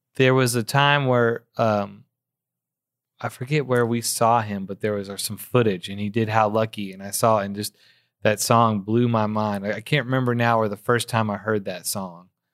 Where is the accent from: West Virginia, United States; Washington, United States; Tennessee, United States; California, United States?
Tennessee, United States; Memphis; Born and raised in Memphis